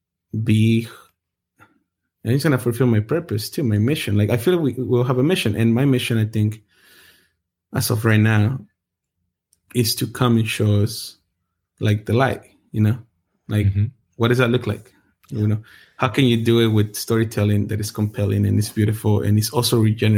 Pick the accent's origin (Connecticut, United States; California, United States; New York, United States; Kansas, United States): California, United States; Anaheim; Because I grew up in the hood. Like, I grew up in Orange County, and it's pretty rough. In a part where I lived in Anaheim, it was gang infested